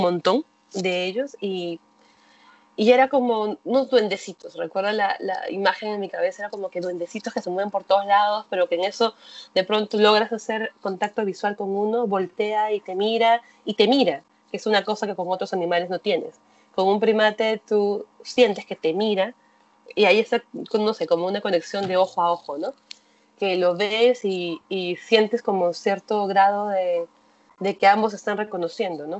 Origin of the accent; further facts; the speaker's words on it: Lima, Peru; yo soy de Lima, que es una ciudad grande de 10 millones de habitantes, he crecido en un espacio con muchos